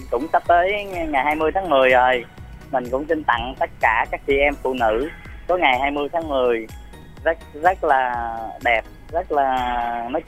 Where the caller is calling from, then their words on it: Long An, Vietnam; ở Long